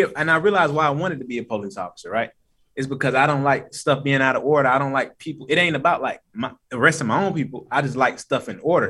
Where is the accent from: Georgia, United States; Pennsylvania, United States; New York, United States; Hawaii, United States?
Georgia, United States; Atlanta; born or raised there; also born or lived in Decatur / Stone Mountain / Lithonia